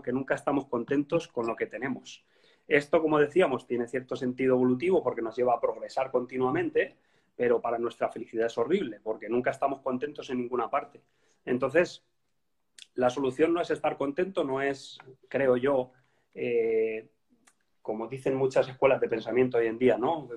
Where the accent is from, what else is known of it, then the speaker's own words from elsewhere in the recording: Spain; moved away as an adult; now in Copenhagen, Denmark; yo soy español